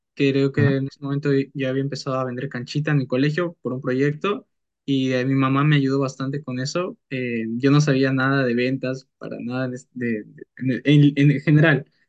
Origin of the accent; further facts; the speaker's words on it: Peru; mi país, eh, que es Perú